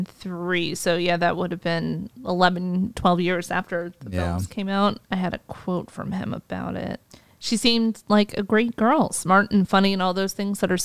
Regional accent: Washington, District of Columbia, United States; I'm from Washington, D.C.

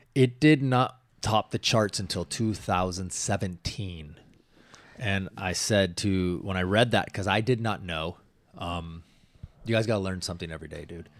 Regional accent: Washington, United States; moved away; where I grew up in Washington

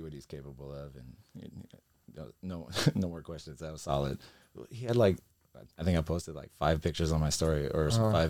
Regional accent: Southern California, United States; being born and raised in Southern California

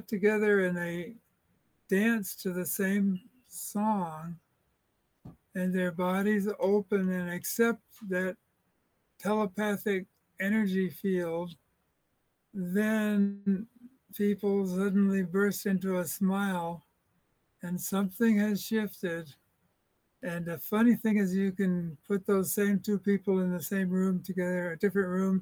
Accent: United States; me as an American

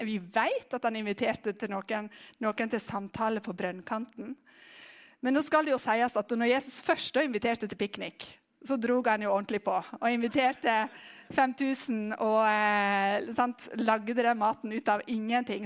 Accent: Western Norway, Norway; jeg er vestlending

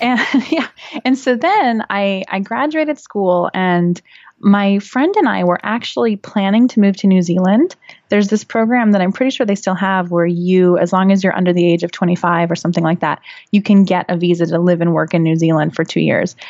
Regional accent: California, United States; moved away as an adult; also born or lived in Western Massachusetts / Florence, Italy; I grew up in a very, very small town in California, which is now not so small because it's Silicon Valley now

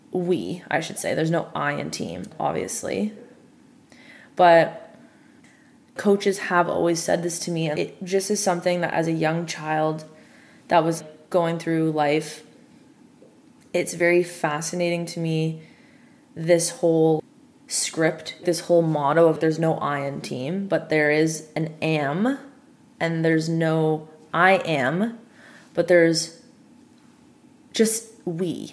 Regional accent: Toronto, Ontario, Canada; a Canadian from Toronto, born and bred

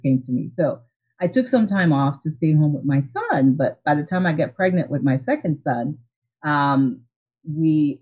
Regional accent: Haiti; moved away; I'm originally from Haiti and my parents didn't really have any type of entrepreneurial experiences

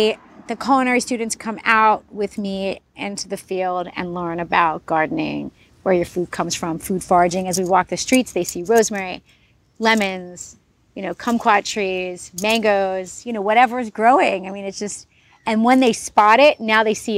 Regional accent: New York City, New York, United States; now in Los Angeles, United States; I also grew up in the city, I grew up in New York City

